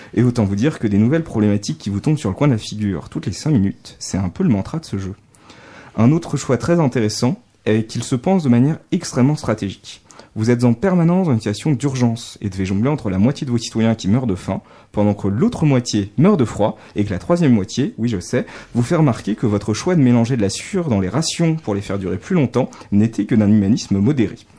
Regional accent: France; accent: accent de grenouille (French accent in English); mon sympathique accent de grenouille

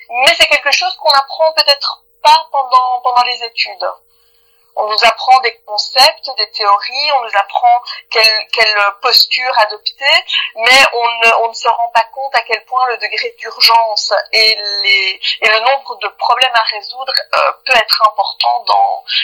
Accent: Belgium; je suis née en Belgique et j'ai, fait mes études et j'ai travaillé euh, euh, exclusivement en Belgique, même si j'ai travaillé dans des sociétés internationales, mais j'ai, toujours été basée en Belgique.

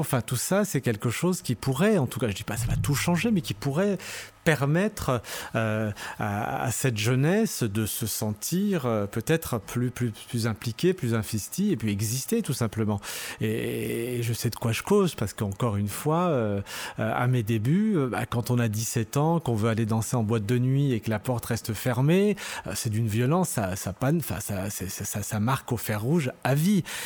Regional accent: Lyon, Auvergne-Rhône-Alpes, France; also born or lived in Saint-Priest; Je suis né à Lyon, mais euh, d'origine euh, algérienne, euh, kabyle

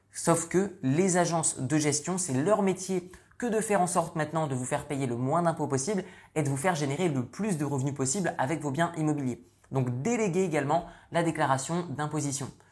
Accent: northern France, France; moved away; je suis issu du nord de la France, j'ai quitté la France il y a de ça de nombreuses années

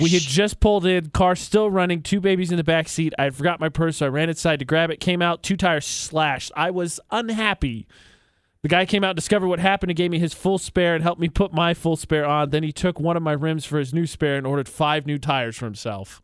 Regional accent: West Lafayette, Indiana, United States; moved away; on the campus in my hometown, Purdue University

